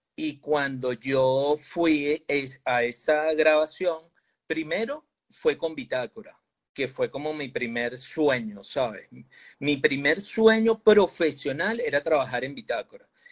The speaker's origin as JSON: {"language": "Spanish", "country": "Venezuela", "said": "nuestro país"}